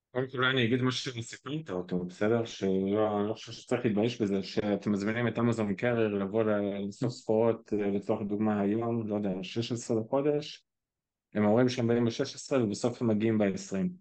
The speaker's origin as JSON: {"language": "Hebrew", "country": "Israel", "said": "אנחנו כישראלים"}